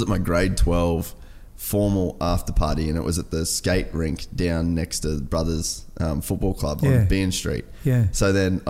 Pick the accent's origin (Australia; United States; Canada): Australia; Cairns, Queensland; especially growing up in Cairns